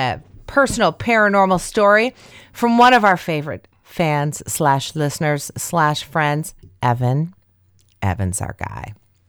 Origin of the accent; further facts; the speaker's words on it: Greencastle, Indiana, United States; Just west of my hometown of Greencastle is a railroad bridge known as the Four Arches, home of the local goat man